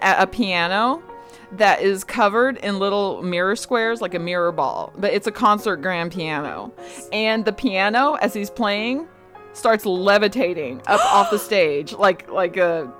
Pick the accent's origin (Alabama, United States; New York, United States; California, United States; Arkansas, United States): Arkansas, United States; Fayetteville; we used to go almost every week in the summer when I was growing up in Fayetteville